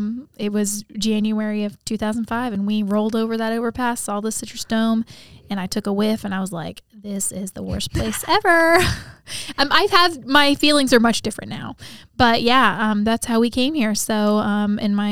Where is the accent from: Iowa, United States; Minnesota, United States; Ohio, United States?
Ohio, United States; Columbus; now in Winter Haven, United States; I was born in Columbus, Ohio. In 1994